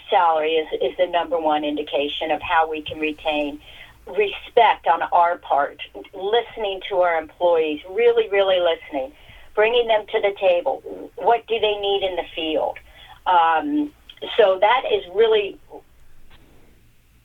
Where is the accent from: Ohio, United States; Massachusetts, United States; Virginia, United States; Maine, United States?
Ohio, United States; Columbus; I grew up in the Columbus suburb, and large family, Catholic schools